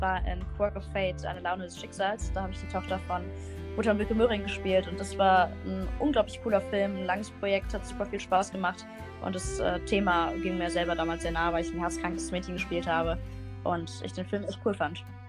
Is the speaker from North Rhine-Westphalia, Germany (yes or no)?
yes; Bonn, North Rhine-Westphalia, Germany; ich komme aus Bonn